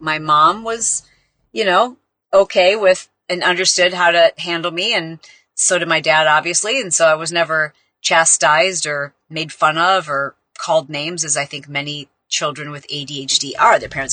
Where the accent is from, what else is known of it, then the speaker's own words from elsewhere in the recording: Midwest, United States; We are so nice in the Midwest